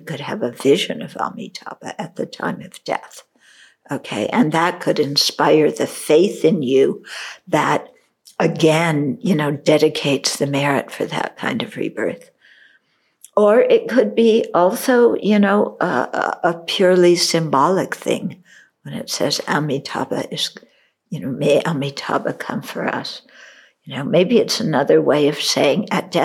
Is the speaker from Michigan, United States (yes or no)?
no; California, United States; moved away; also born or lived in Chicago, Illinois; I'm a California girl. I wasn't born in New Jersey. Well, I was born in Chicago